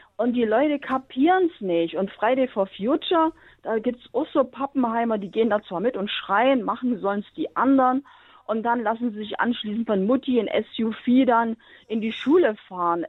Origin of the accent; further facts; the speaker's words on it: the East, eastern Germany, Germany; moved away; ich komme aus dem Osten